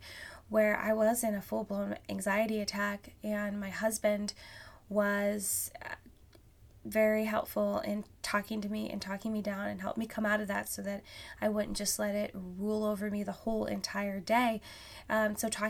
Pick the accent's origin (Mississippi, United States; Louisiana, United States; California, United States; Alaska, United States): Alaska, United States; now in Vancouver, Washington, United States; I grew up in Alaska